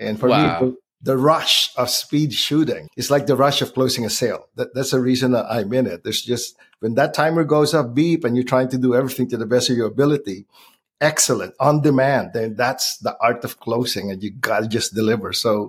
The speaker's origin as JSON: {"language": "English", "region": "California", "country": "United States", "lives_now": "Philippines", "said": "I'm from Southern California. I moved to LA in 1983. Young kid."}